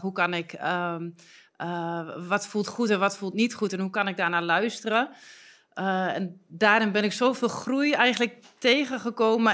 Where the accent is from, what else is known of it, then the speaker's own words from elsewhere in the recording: Twente, Overijssel, Netherlands; dat is Twens, waar, hè, waar ik vandaan kom